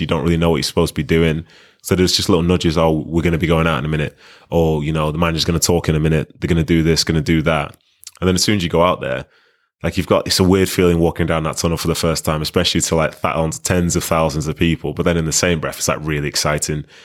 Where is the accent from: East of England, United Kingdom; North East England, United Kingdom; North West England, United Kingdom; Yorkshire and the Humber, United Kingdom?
North West England, United Kingdom; Manchester; born or raised there; also born or lived in Nigeria